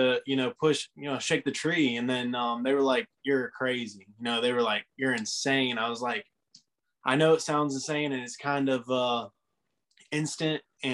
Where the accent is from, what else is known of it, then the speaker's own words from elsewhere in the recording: near Cleveland, Ohio, United States; That's Cleveland, Ohio. That's like next to my hometown.